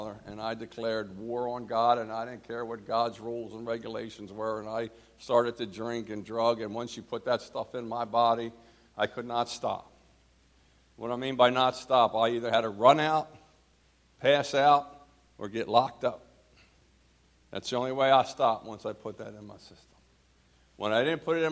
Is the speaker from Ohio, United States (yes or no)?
no; New Jersey, United States; also born or lived in Philadelphia, Pennsylvania; I was born in New Jersey